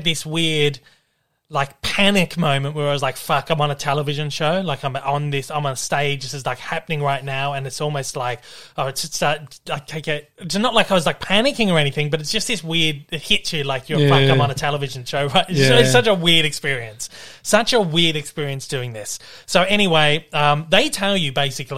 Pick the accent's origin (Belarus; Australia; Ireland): Australia; what we call them in Australia